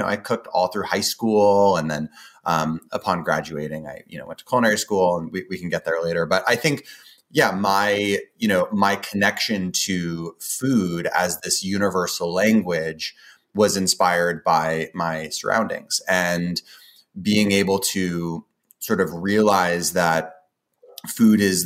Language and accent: English; Boulder, Colorado, United States; also born or lived in Portland / Indonesia / Australia / New Zealand; I grew up in Boulder, Colorado. I was, however, born in Portland